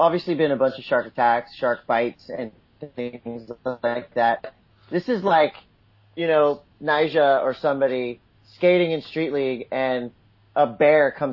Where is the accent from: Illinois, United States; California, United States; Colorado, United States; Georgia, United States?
California, United States; Encinitas; I grew up in Encinitas